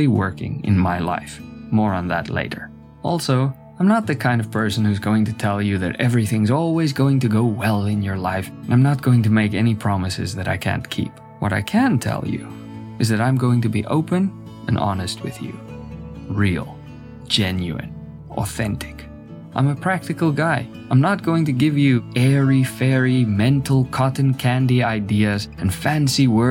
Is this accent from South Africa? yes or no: yes; South Africa; now in South Korea; I was born and raised in South Africa. I'm an Afrikaner, both ethnically and culturally.